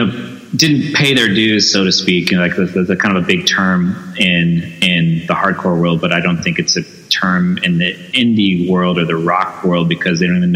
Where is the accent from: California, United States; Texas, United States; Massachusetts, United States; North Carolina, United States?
California, United States; San Diego; Yeah, born and raised in San Diego.